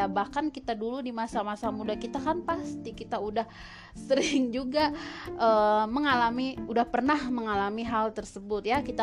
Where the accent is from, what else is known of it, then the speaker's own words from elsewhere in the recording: Gorontalo, Indonesia; Wah, si Fajar datang dari Gorontalo sekampung sama aku ya, sekampung sama aku dari Gorontalo ya dia ya.